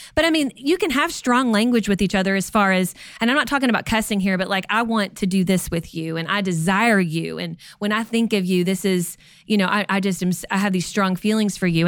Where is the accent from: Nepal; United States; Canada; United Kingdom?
United States; Kentucky; moved away; we're from Kentucky originally. We say cussing.